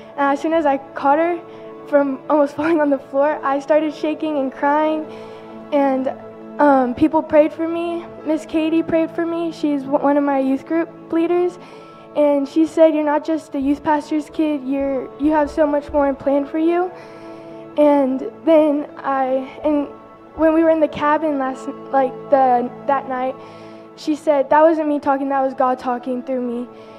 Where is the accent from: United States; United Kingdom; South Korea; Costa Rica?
United States; Texas; so I'm from Texas, most of y'all know that, and living so far away from here, then because I used to live here